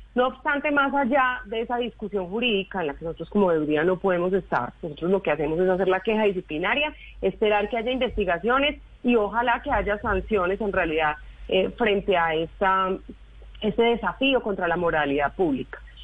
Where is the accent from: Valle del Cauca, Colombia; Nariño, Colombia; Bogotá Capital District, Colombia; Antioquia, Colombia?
Antioquia, Colombia; Medellín; somos los ciudadanos de Medellín